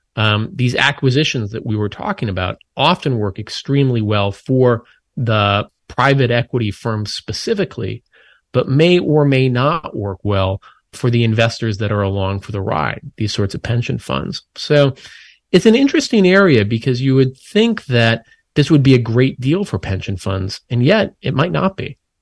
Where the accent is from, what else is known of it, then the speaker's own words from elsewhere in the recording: Minnesota, United States; I grew up in Minnesota